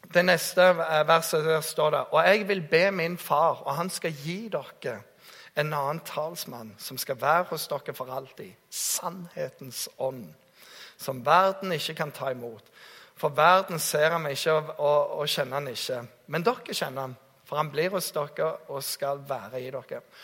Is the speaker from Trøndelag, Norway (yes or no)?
no; Jæren, Rogaland, Norway; jeg kommer fra Jæren